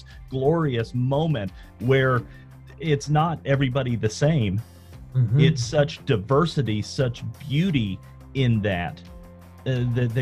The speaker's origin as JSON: {"language": "English", "area": "Southern Appalachia", "region": "Northeast Georgia", "country": "United States", "tie": "born or raised there", "said": "I grew up in Northeast Georgia in the mountains of Southern Appalachia"}